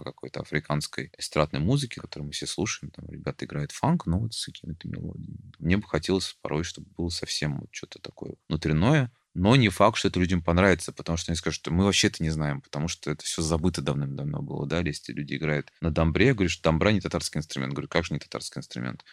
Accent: Tatarstan, Russia; я татарин

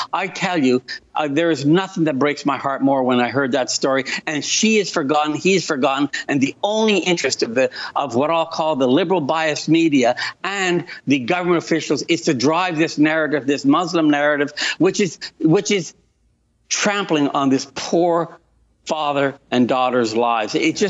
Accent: Italy; moved away; I think of my time as an immigrant. I came from Italy.

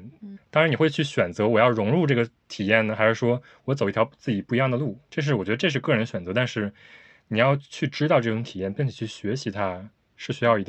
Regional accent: China; now in Tokyo, Japan; 因为我从国内刚来的时候，比如说 Sense 没有说差到不跟这个城市格格不入的感觉，

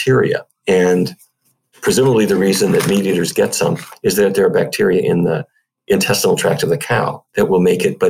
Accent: Fargo, North Dakota, United States; moved away; North Dakota, which is where I grew up

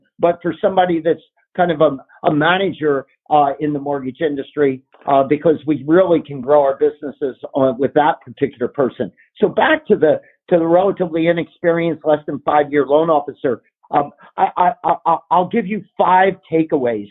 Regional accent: Philadelphia, Pennsylvania, United States; moved away as an adult; also born or lived in California; On the East Coast, which is where I grew up in the Philly area.

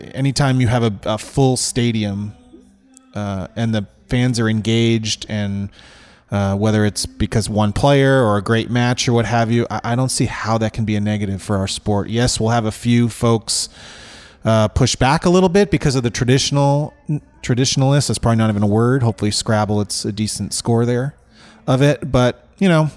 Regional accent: California, United States; born or raised there; moved away as an adult; also born or lived in New England; now in Atlanta, United States

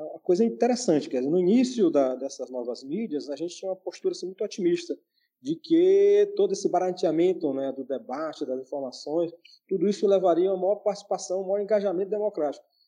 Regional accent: Teresina, Piauí, Brazil; Sou apaixonado pela, pela minha terra

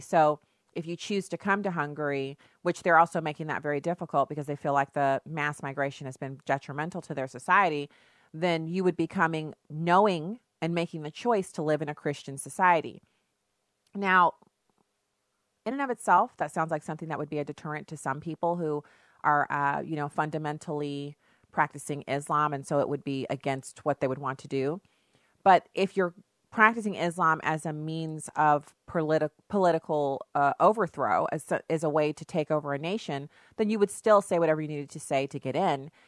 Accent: United States; first language English; to me being an American, to me being able to serve in the military, to me being able to claim this country as my birthright

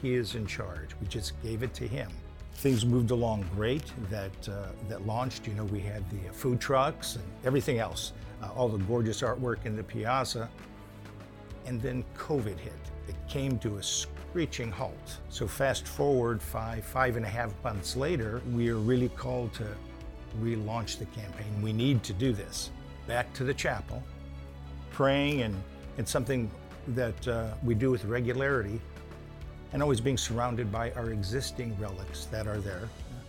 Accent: Chicago, Illinois, United States; We moved from Kingwood, but we were originally transplants from Chicago decades ago.

